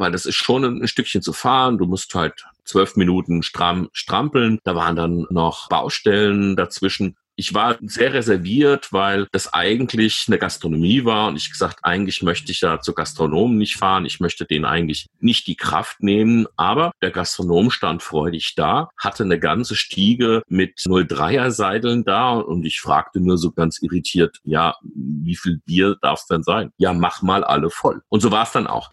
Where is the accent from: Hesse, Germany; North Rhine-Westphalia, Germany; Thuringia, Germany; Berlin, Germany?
Hesse, Germany; Rüsselsheim; accent: Hessian; meine Heimatstadt Rüsselsheim